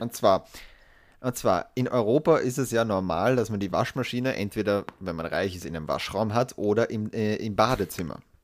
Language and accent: German; Austria; als Österreicher